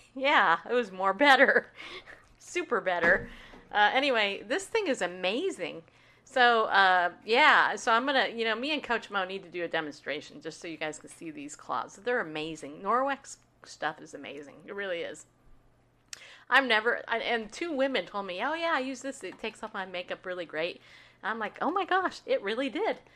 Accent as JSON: {"language": "English", "region": "New York", "country": "United States", "tie": "born or raised there", "also_born_or_lived": "California", "moved": "yes", "lives_now": "Tennessee, United States", "said": "I was born in New York"}